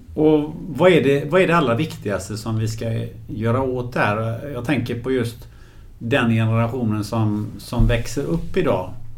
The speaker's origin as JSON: {"language": "Swedish", "town": "Gothenburg", "region": "Västra Götaland", "country": "Sweden", "said": "den stan där jag kommer från, från Göteborg"}